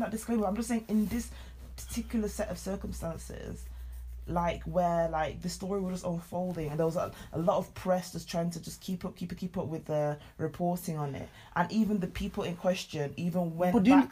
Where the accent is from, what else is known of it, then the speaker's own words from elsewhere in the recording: United Kingdom; also born or lived in Nigeria (heritage); Being of dual heritage myself, being British and Nigerian